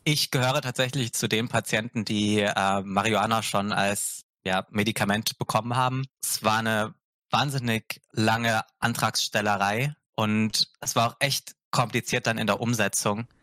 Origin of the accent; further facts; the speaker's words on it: Augsburg, Bavaria, Germany; moved away; also born or lived in near Cologne, North Rhine-Westphalia; weil ich in Bayern, also in Augsburg, nicht wirklich warm geworden bin